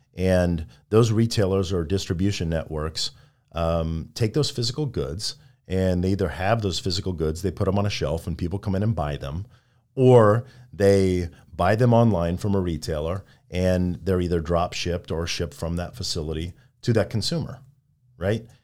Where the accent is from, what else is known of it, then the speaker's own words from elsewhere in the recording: Midwest, United States; a young kid growing up in the Midwest